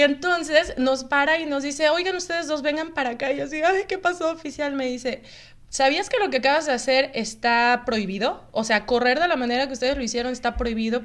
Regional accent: Mexico; moved away as an adult; now in Canada; somos de México, venimos llegando, tenemos una semana aquí

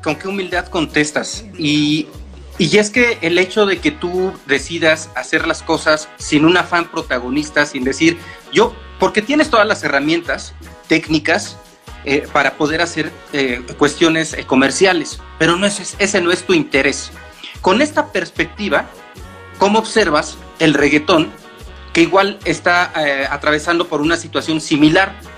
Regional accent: Mexico; como mexicanos, estamos acostumbrados a consumir esa cumbia

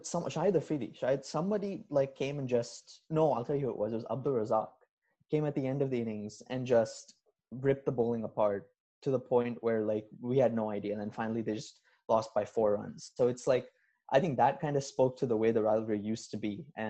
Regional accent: India; growing up in India

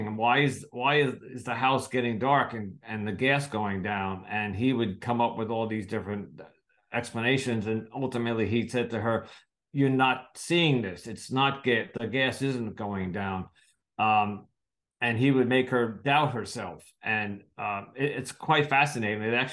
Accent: United States; I'm from the United States

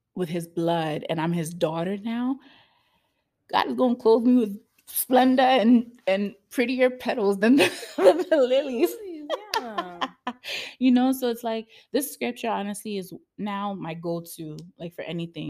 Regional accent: United States; I'm an American baby

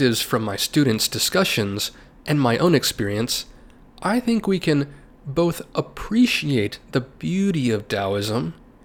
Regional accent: United States; my home country of the United States

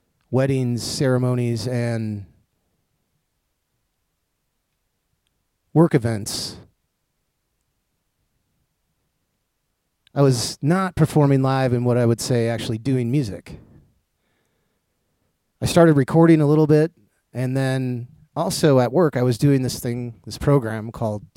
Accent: Racine, Wisconsin, United States; I was born in Racine, Wisconsin in 1973

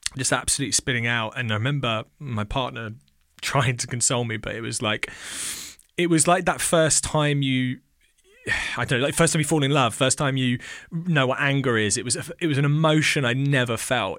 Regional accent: England, United Kingdom; also born or lived in Australia; my mum came over to England when I was about two and a half

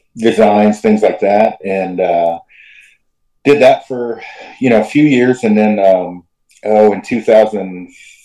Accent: Oregon, United States; I'm from Oregon originally, like my hometown's 200 people. So pretty small in the middle of the Cascades.

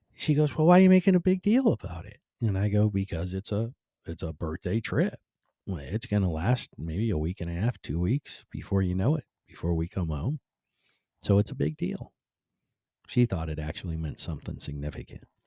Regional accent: Cleveland, Ohio, United States; moved away; born and raised in Cleveland like I was

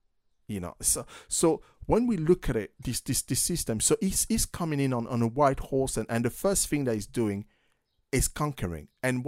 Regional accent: United States; So, you know, I'm American.

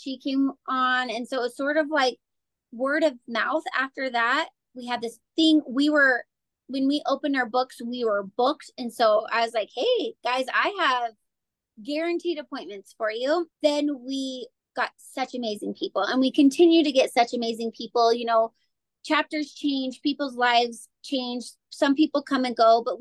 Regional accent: Casper, Wyoming, United States; were born and raised in Casper, so we have a lot of contacts from here

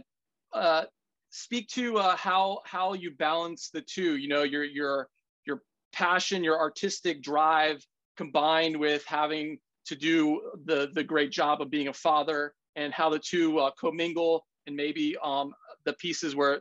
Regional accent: Washington, District of Columbia, United States; moved away; I'm from Washington, D.C.

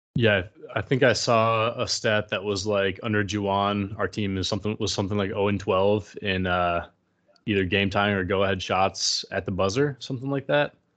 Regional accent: Michigan, United States; growing up in Michigan

